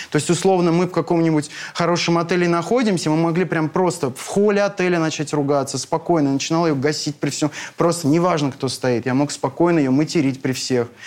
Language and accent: Russian; North Caucasus, Russia; я человек эмоциональный, я с Кавказа, и вот это все, это абсолютно естественно для меня.